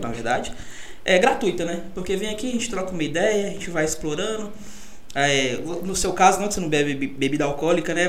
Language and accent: Portuguese; São Paulo, Brazil; now in Pirapora, Brazil; Eu sou de São Paulo